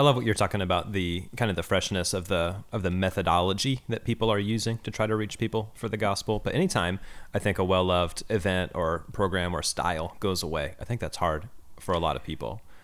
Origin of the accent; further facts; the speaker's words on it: Kansas City, Missouri, United States; now in Oakland, United States; I grew up in Kansas City, as you know, as a Chiefs fan.